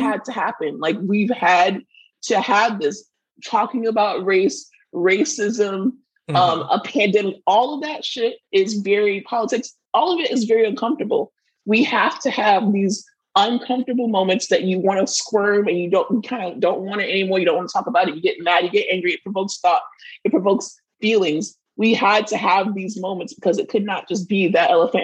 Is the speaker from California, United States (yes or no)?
no; Florida, United States; We are from Florida